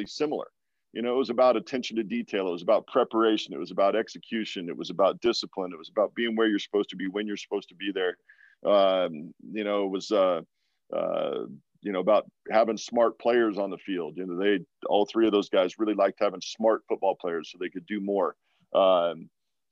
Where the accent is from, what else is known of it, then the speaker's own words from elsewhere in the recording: Walla Walla, Washington, United States; moved away as an adult; also born or lived in New England; Walla Walla, which is my hometown